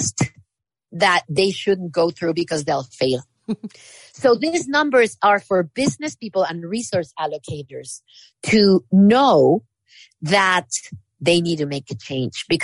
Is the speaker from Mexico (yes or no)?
yes; Mexico; now in United States; I come from Mexico.